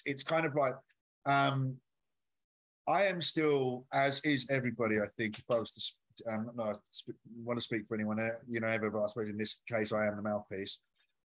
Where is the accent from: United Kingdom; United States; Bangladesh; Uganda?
United Kingdom; Essex, East of England; now in London, United Kingdom; So I'm originally from Essex.